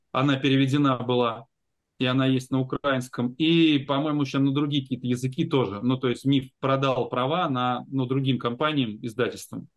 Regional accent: Ulyanovsk, Ulyanovsk Oblast, Russia; moved away as an adult; Я из Ульяновска приехал

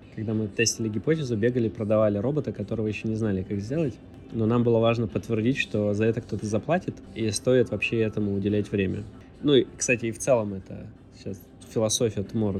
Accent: Vladivostok, Primorsky Krai, Russia; Я из Владивостока

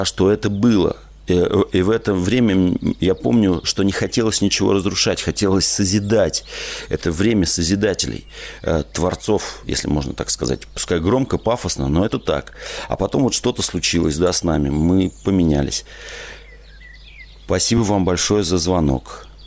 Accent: Moscow, Russia; born there; Я родился в Москве, но половина своей жизни прожил в деревне.

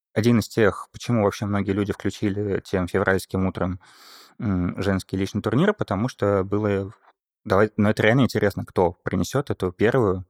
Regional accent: Saint Petersburg, Russia; я родом из Петербурга

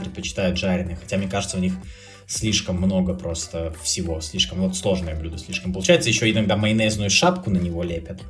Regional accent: Republic of Karelia, Russia; moved away; я как бы не москвич сам по себе, но в городе, где я вырос, хотя это Карелия

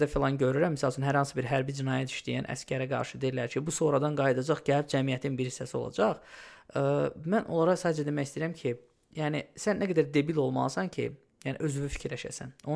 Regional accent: Odesa, Odesa Oblast, Ukraine; Mən Odessada böyümüşəm

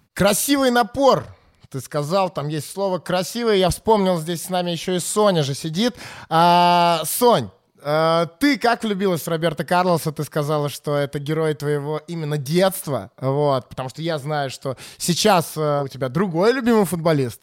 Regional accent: Saint Petersburg, Russia; я вообще из Питера

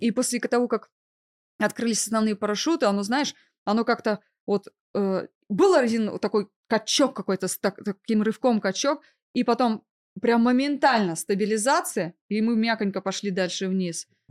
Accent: Novosibirsk, Novosibirsk Oblast, Russia; moved away as an adult; Я родом из Новосибирска. Да. И не просто родом. Я там выросла и получила образование, начиная от детского сада, заканчивая высшим учебным заведением

